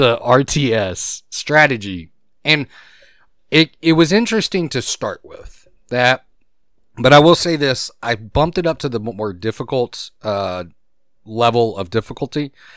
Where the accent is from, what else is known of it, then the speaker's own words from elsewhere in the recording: Gulf Coast, United States; I grew up in humidity. You did too. Me and you both. We grew up on the Gulf